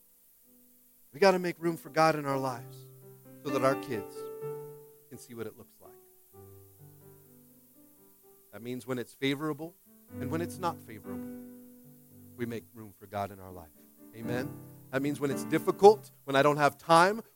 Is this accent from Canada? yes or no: no; Washington, United States; now in California, United States; I'm from Washington